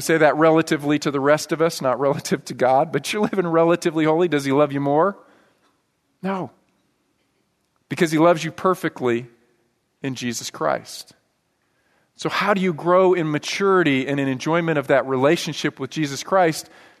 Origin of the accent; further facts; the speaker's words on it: Washington, United States; born there; now in Texas, United States; You know, I didn't grow up here in Texas. I grew up moving all around, but I was born in Washington State. And the area where I was born and where my dad grew up is called Skagit Valley.